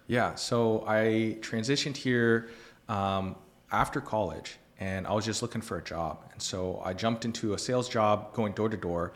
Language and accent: English; Columbus, Ohio, United States; moved away as an adult; now in Tulsa, United States; I grew up in Columbus, Ohio